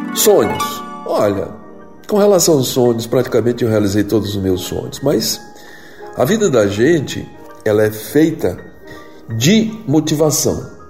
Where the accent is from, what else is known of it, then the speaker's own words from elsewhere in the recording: Choró, Ceará, Brazil; Eu nasci no Choró Limão, no Ceará, em 1953